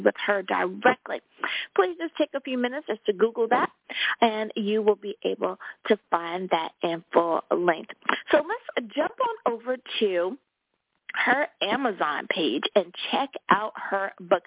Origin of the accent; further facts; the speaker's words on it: United States; my home country, United States of America.